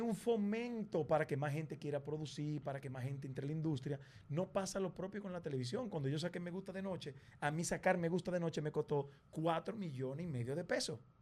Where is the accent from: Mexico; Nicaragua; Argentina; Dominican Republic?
Dominican Republic; como nosotros hablamos, como nos comportamos, nuestra idiosincrasia, nuestra forma de ver la vida, somos los dominicanos